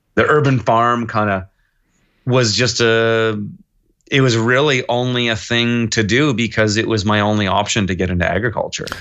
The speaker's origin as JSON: {"language": "English", "town": "Kelowna", "region": "British Columbia", "country": "Canada", "tie": "born or raised there", "also_born_or_lived": "Montreal", "moved": "as an adult", "said": "I was born and raised here in Kelowna"}